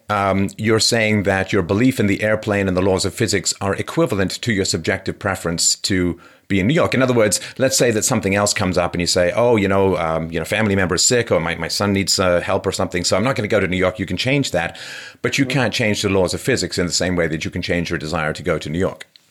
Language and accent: English; England, United Kingdom; growing up in England